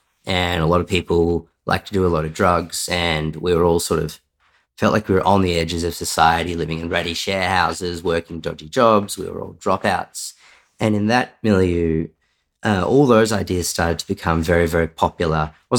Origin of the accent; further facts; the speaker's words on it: Sydney, New South Wales, Australia; also born or lived in Wangaratta; So I was born in Wangaratta in northeast Victoria, the state I live in. I, from the outside, had a pretty ordinary childhood, sort of, you know, middle-class family. Did most of my schooling years living in Sydney.